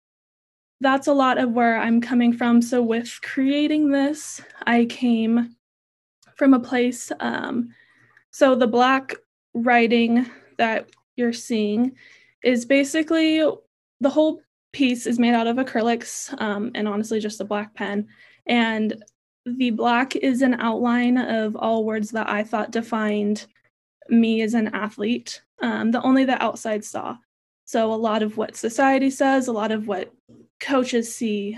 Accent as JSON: {"language": "English", "region": "Central California", "country": "United States", "tie": "born or raised there", "said": "Born and raised in California, Central California"}